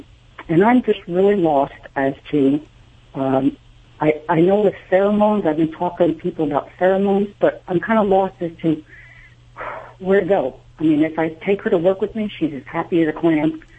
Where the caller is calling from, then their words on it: Albany, New York, United States; I'm in Albany, New York.